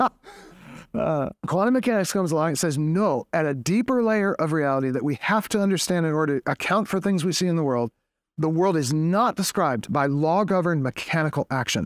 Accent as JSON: {"language": "English", "town": "Boston", "region": "Massachusetts", "country": "United States", "said": "I am from Boston, New England"}